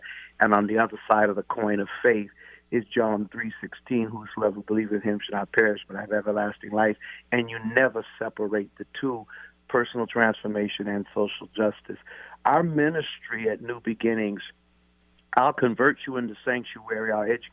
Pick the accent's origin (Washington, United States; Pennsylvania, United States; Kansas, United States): Washington, United States; Tacoma; I am from Tacoma